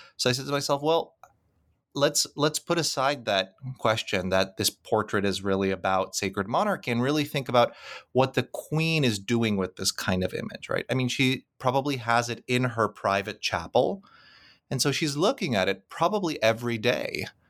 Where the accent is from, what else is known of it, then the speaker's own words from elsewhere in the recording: Krakow, Lesser Poland, Poland; moved away; Krakow, which happens to be my hometown